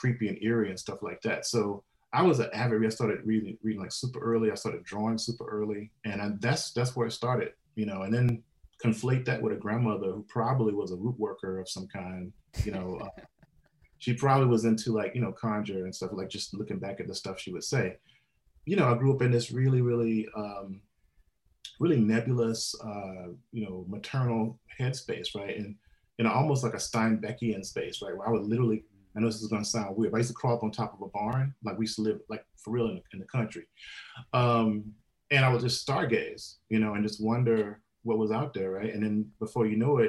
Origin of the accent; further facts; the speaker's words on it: Mississippi, United States; moved away; I'm from originally from Mississippi, and I grew up in the sticks